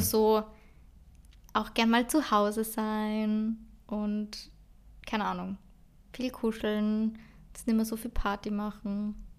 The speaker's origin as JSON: {"language": "German", "country": "Austria", "said": "ich bin halt einfach aus Österreich"}